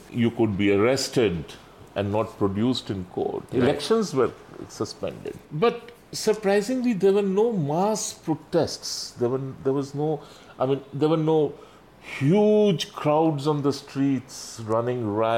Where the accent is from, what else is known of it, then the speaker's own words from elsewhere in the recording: Jamshedpur, Jharkhand, India; we were growing up in Jamshedpur and Bihar, as you know, Jamshedpur was a part of Bihar in those days